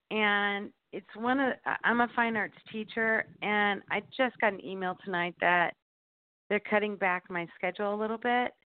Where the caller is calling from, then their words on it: Indianapolis, Indiana, United States; from Indianapolis.